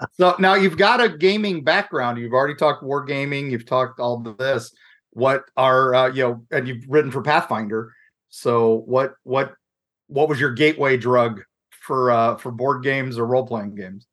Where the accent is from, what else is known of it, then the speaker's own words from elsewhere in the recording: Midwest, United States; growing up in the Midwest in the late seventies, early eighties